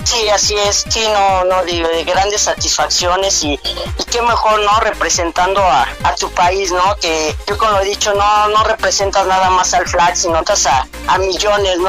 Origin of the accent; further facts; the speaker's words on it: Mexico; En mi país